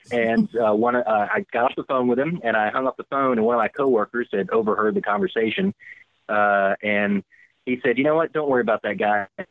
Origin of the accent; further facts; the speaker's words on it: Louisiana, United States; now in San Francisco Bay Area, United States; I'm from Louisiana